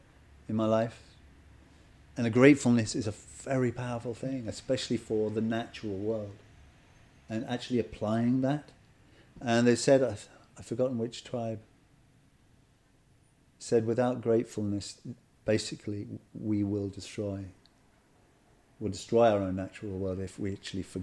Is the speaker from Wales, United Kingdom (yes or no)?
no; South East England, United Kingdom; You know, the village I was brought up in Kent, we hardly knew our neighbors.